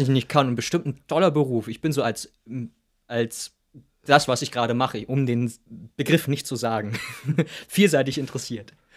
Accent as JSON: {"language": "German", "town": "Wilhelmshaven", "region": "Lower Saxony", "country": "Germany", "tie": "born or raised there", "said": "ich bin ja in Wilhelmshaven an der Nordsee aufgewachsen"}